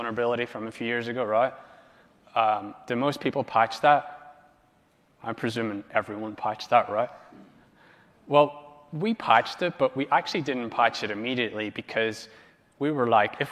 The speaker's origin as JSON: {"language": "English", "country": "Ireland", "moved": "yes", "lives_now": "Los Angeles, United States"}